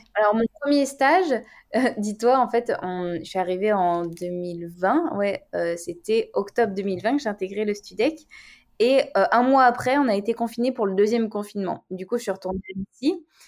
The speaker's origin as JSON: {"language": "French", "town": "Annecy", "region": "Auvergne-Rhône-Alpes", "country": "France", "tie": "born or raised there", "moved": "as an adult", "lives_now": "Paris, France", "said": "je suis originaire d'Annecy, maintenant j'habite à Paris"}